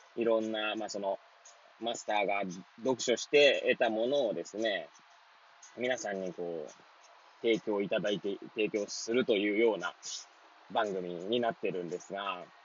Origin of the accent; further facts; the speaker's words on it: Hachioji, Tokyo, Japan; moved away as an adult; now in Kamaishi, Japan; 八王子生まれ八王子育ち震災の前の年から釜石で働く